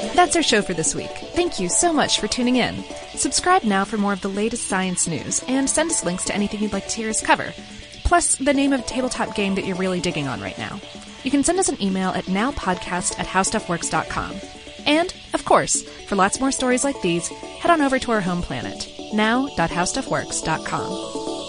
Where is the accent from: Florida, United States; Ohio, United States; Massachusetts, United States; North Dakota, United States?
Florida, United States; I'm, I'm from Florida